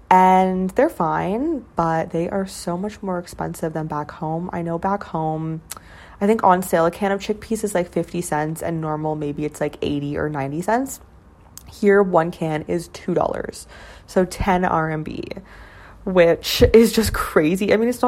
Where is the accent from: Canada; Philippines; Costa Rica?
Canada; moved away as an adult; now in Shenzhen, China; I'm Canadian